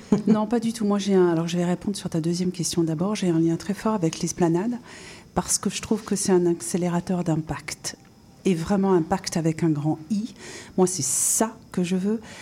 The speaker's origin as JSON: {"language": "French", "country": "France", "also_born_or_lived": "North America / five European countries", "accent": "bien français", "moved": "as an adult", "said": "mon accent bien français"}